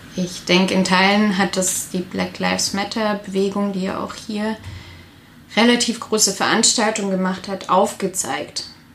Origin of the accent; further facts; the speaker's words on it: area of Rheinmünster-Söllingen, near Karlsruhe, Baden-Württemberg, Germany; moved away as an adult; now in Stuttgart, Germany; in der Gegend, wo ich herkomme, gab es auch ein aktives Nazi-Zentrum, das Röstle, in Rheinmünster-Söllingen.